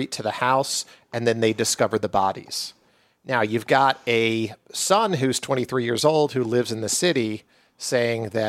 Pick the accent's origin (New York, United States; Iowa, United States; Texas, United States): New York, United States; Long Island; growing up on Long Island in, you know, the late 80s